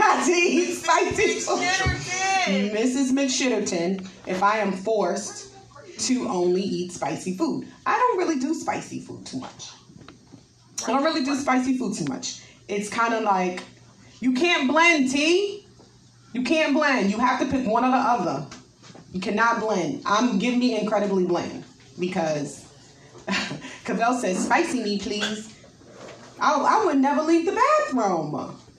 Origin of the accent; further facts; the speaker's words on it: New York, United States; now in Texas, United States; I'm from New York